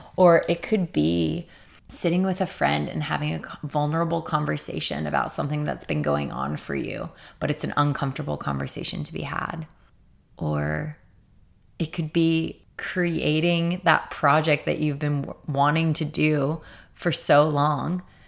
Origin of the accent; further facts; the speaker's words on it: Torrance, California, United States; now I'm living with one of my best friends in my hometown in Torrance